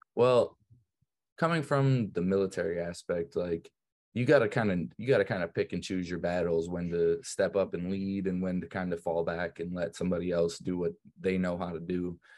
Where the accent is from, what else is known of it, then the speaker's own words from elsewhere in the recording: Brunswick, United States; The town that I grew up in here in Brunswick is really Catholic